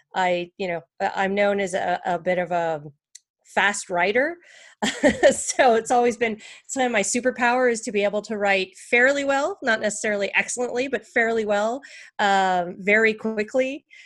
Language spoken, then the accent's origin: English; Canada; moved away; I'm also from Canada originally.